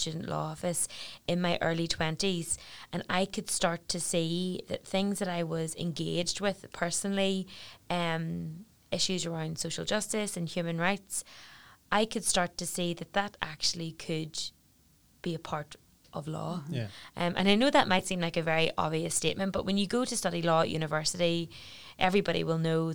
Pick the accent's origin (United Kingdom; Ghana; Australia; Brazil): United Kingdom; Belfast, Northern Ireland; also born or lived in Newcastle upon Tyne; I came home from Newcastle and I came home to Belfast